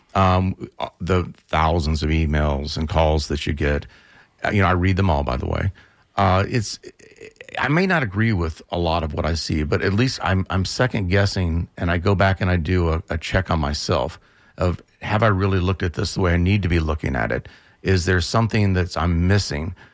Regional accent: central Florida, United States; now in Tampa, United States; I was born in central Florida, moved to Tampa forty-ish years ago

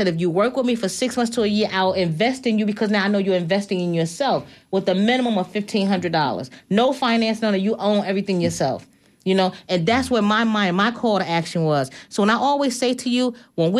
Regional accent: New York, United States; moved away; I'm from New York

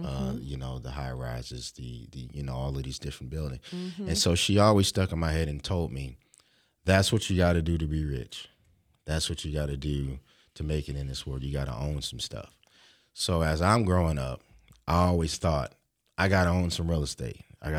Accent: Philadelphia, Pennsylvania, United States; I'm from Philadelphia.

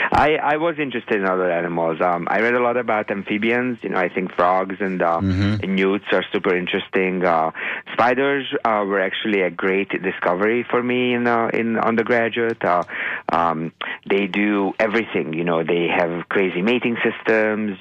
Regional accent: Hungary; moved away; growing up in Hungary

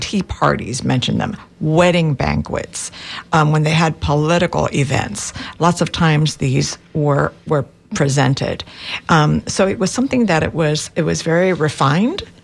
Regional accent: Miami, Florida, United States; moved away as an adult; also born or lived in Cuba; now in Tampa, United States; I was born on the island, came to the United States in 1966. And um, the Cuban sandwich was just part of my life growing up. Uh, I grew up in Miami

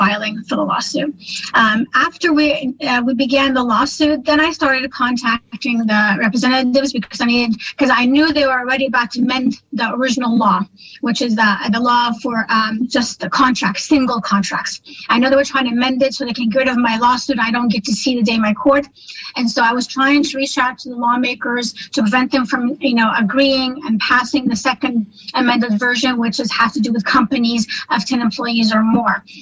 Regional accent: United States; also born or lived in Palestine (ancestry); now in Texas, United States; as a Muslim, female, American, Palestinian American

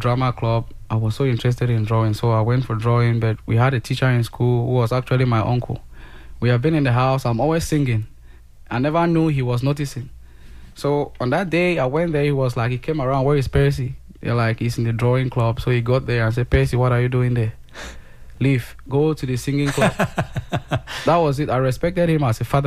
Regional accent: the English zone, Anglophone Cameroon, Cameroon; I grew up in the English zone, studied all along in English

